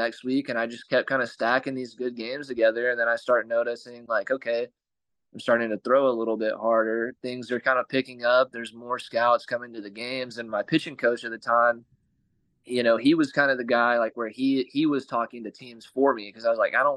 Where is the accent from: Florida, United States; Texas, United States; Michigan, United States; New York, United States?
Texas, United States; born or raised there